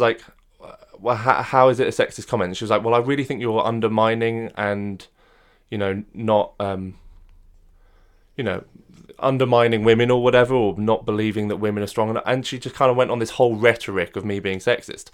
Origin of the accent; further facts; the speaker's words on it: France; moved away; I was brought up in France